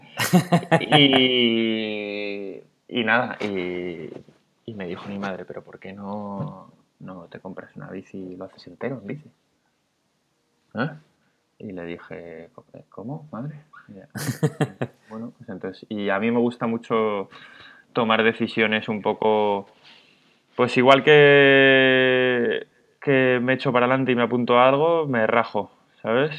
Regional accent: Madrid, Community of Madrid, Spain; moved away as an adult; now in Barcelona, Spain; soy de Madrid, tengo 37

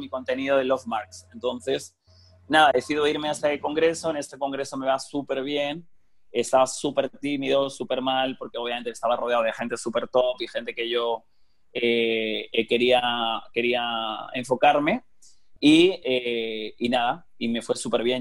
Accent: Elche, Valencian Community, Spain; moved away as an adult; Valencia y está Alicante y Elche, que es de donde yo soy

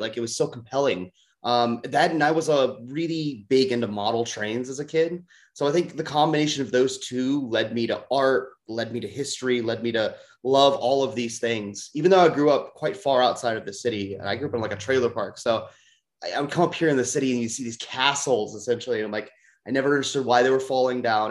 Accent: St. Louis, Missouri, United States; moved away as an adult; also born or lived in Los Angeles, United States; I'm from the St. Louis region, um, but I lived in LA for about nine years

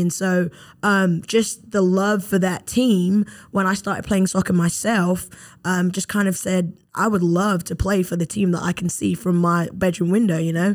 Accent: London, United Kingdom; moved away as an adult; now in Mobile, United States; growing up in London, England

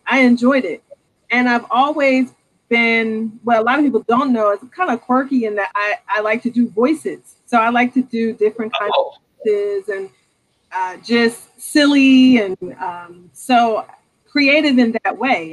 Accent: Norristown, Pennsylvania, United States; I'm from Norristown

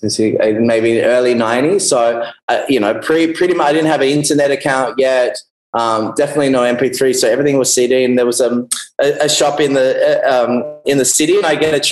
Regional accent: Melbourne, Victoria, Australia; moved away as an adult; also born or lived in United Kingdom; now in Byron Bay, Australia; I grew up in Melbourne in Australia

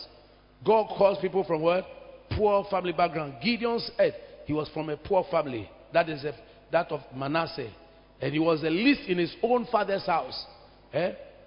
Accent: Accra, Greater Accra, Ghana; When I was a young boy on Accra High Street there, Barclays Bank area, now it's called Absa

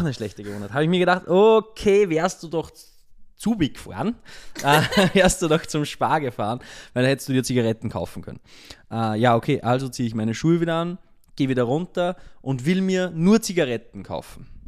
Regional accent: Austria; now in Linz, Austria; zumindest bei uns in Österreich

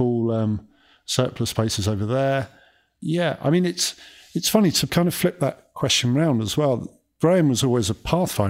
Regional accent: Kent, South East England, United Kingdom; We grew up in Kent, so southeast of England, and it was 4 miles to the nearest shop

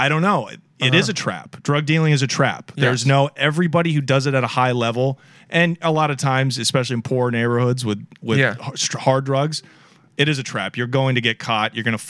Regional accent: Portland, Oregon, United States; growing up in Portland.

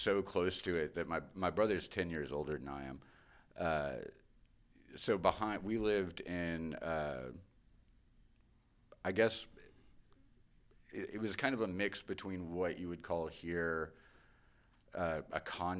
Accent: Cairo, Cairo Governorate, Egypt; also born or lived in London; So I was born in London. And then I want to say by the time I was 8 months old, we were on a plane to Cairo. And lived in Cairo

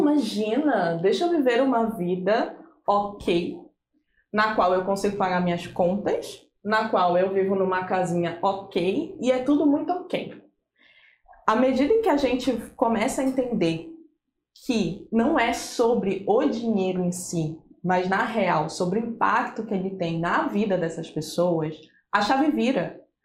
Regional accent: Pará, Brazil; now in Santos, Brazil; Eu sou assistente social de formação pela Federal do Pará, inclusive não sou de Santos, sou importada

